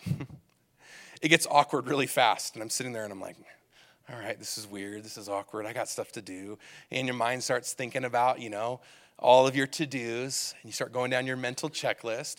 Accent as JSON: {"language": "English", "region": "Southern California", "country": "United States", "tie": "born or raised there", "said": "When I was a kid growing up in Southern California"}